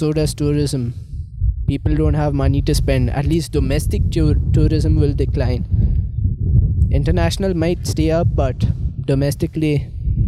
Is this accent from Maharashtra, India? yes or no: no; Indore, Madhya Pradesh, India; moved away; I'm from Indore